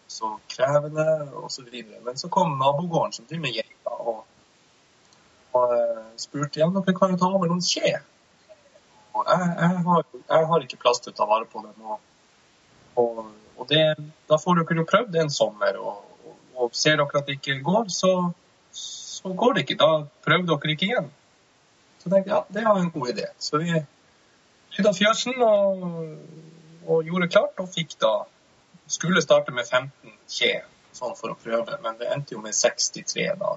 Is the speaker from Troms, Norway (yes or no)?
yes; Tromsø, Troms, Norway; also born or lived in Oslo; både samboeren og jeg kommer fra, fra Tromsø